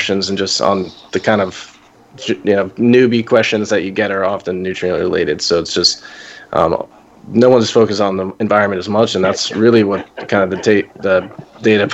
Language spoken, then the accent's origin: English; Florida, United States; Florida, which is essentially my home state